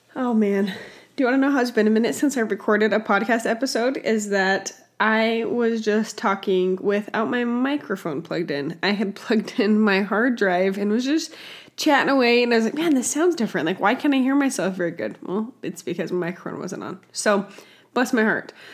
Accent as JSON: {"language": "English", "region": "Utah", "country": "United States", "tie": "born or raised there", "said": "my home state of Utah"}